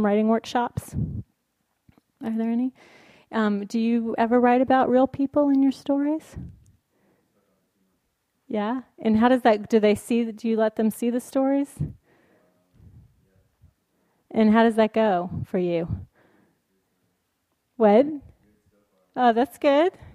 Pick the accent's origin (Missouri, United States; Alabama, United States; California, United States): Alabama, United States; also born or lived in New York City; now in San Francisco, United States; I am very much from the South, and it is very, going back home to Alabama